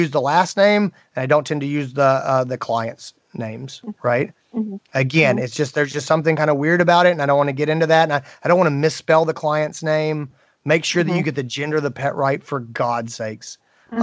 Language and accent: English; Greenville, South Carolina, United States; here in my hometown of Greenville, South Carolina